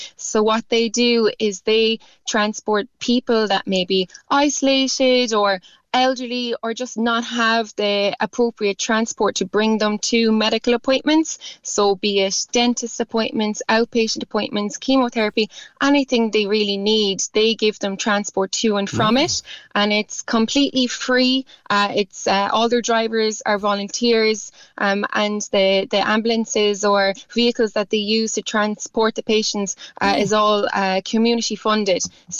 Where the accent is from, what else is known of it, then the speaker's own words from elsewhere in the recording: Ennis, Munster, Ireland; also born or lived in Cork; I'm from Bearfield, so just outside Ennis in County Clare.